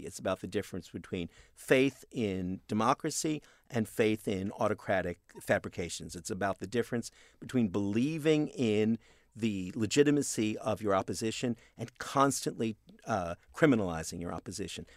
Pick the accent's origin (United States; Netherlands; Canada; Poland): Canada; I'm a Canadian